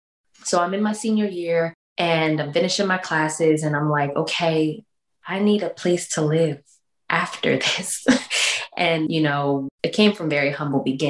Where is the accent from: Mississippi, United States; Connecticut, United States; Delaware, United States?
Delaware, United States; moved away as an adult; also born or lived in Norfolk, Virginia; I'm originally from Delaware